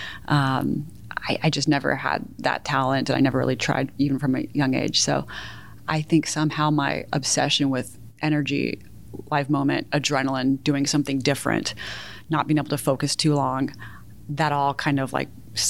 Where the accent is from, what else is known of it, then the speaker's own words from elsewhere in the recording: Houston, Texas, United States; moved away as an adult; also born or lived in Chicago / New York; now in Austin, United States; My parents divorced when I was 2, and I grew up in the Houston suburbs